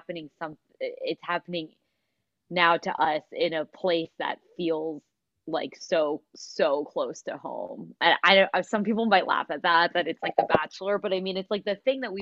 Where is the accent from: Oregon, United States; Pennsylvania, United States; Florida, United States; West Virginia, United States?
Pennsylvania, United States; Philadelphia; we're from Philadelphia.